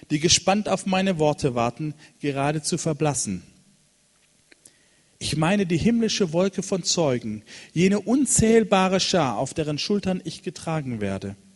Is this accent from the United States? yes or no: no; Cameroon; In Kamerun in, in, gibt es, da bin ich aufgewachsen in Westafrika, da gibt es eine Kirche an der Küste in Kribi.